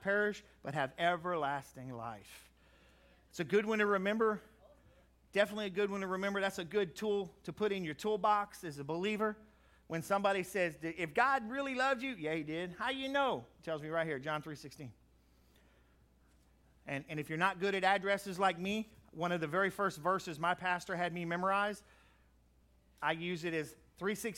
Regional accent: Crowley, United States; I grew up in Crowley

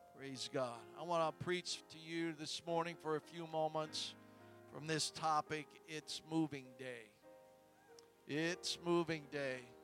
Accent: Columbus, United States; moved away as an adult; also born or lived in Minnesota / Georgia; We had a family when I grew up back home in Columbus.

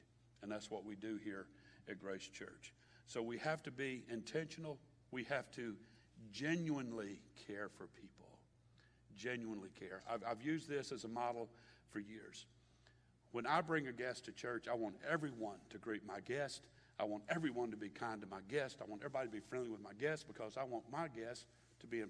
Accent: Baton Rouge, Louisiana, United States; from Baton Rouge

